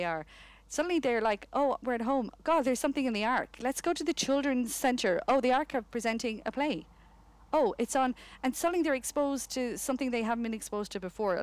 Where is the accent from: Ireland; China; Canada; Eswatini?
Ireland; Connemara, Carraroe, Connacht; moved away; also born or lived in United Kingdom; I come from Connemara, Carrow. I'd never seen theatre until I left for the UK.